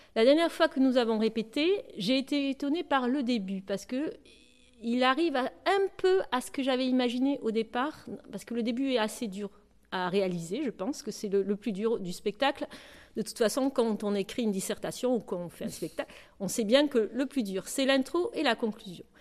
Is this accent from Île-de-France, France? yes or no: no; Bordeaux, Nouvelle-Aquitaine, France; moved away; also born or lived in United States; je suis bordelaise à la base